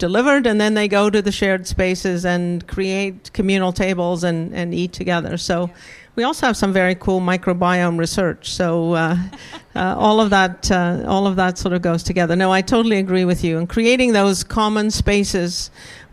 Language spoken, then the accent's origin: English; South Africa; moved away as an adult; also born or lived in Oxford; I grew up in South Africa